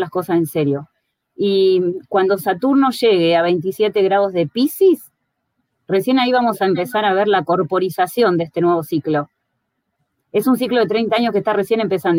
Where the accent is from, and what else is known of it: Argentina